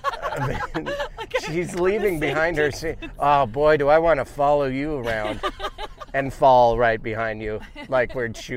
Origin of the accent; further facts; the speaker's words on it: Montana, United States; I grew up in Montana.